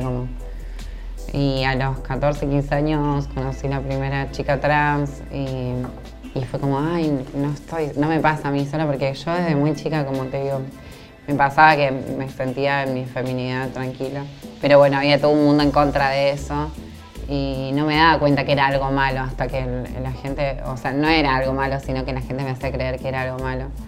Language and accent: Spanish; Villa Gobernador Gálvez, Santa Fe, Argentina; Me crié en Villa Bernador Galvez. Eh, bueno, estuve como hasta los seis años ahí